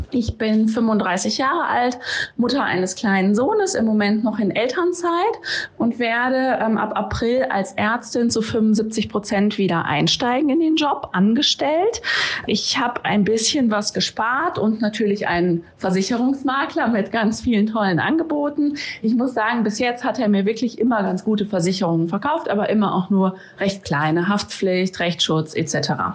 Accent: Düsseldorf, North Rhine-Westphalia, Germany; moved away; ich komme ursprünglich aus Düsseldorf

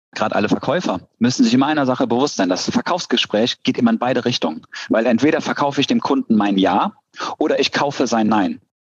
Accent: Cologne, North Rhine-Westphalia, Germany; Ich komme aus Köln

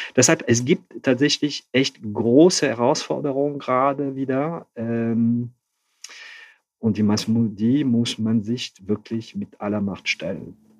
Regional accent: Hauts-de-France, France; accent: Ch'ti; German is a second language; moved away as an adult; also born or lived in Calais / Paris; now in Cologne, Germany; ich bin zwar in Nordfrankreich aufgewachsen

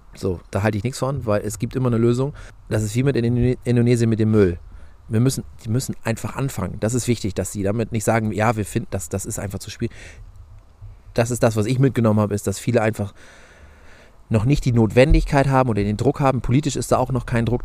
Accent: Germany; bei uns in Deutschland

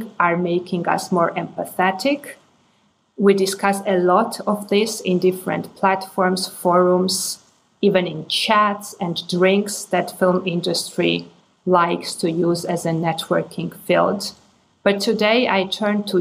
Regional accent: Georgia; I come from Georgia

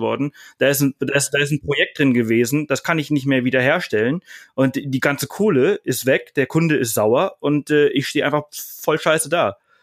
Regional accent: Mallorca, Balearic Islands, Spain; moved away; ich komme aus Mallorca, äh, ich bin dort aufgewachsen

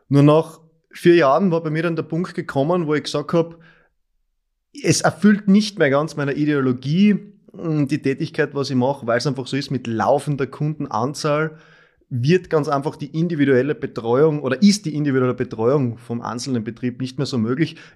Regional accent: Styria, Austria; now in Graz, Austria; ich komme aus der Obersteiermark, aus dem Bezirk Mura

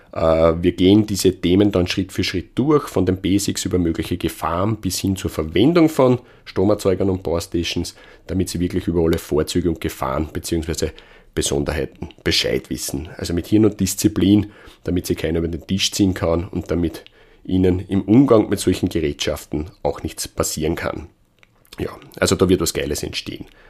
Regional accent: Austria; Bei uns in Österreich

